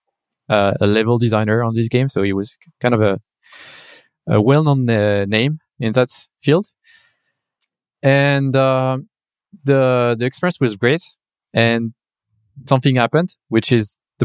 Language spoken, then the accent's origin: English; France; moved away as an adult; now in China; I come from France, I graduated in France and then I started working in France.